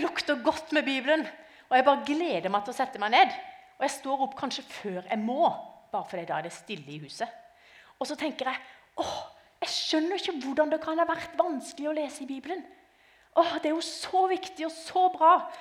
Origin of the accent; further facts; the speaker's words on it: Arendal, Agder, Norway; now in Lillesand, Norway; jeg kommer som sagt eh, fra Lillesand, eller egentlig fra Arendal, men akkurat i dag så kommer jeg fra Lillesand.